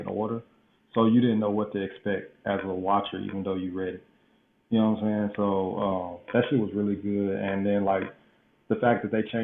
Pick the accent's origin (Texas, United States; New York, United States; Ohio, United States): Texas, United States; Dallas; I'm from Dallas, Texas